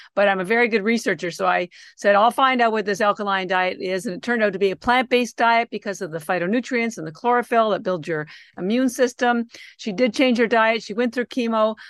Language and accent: English; Canada; moved away; I'm actually Canadian, and my younger sister still lives in Canada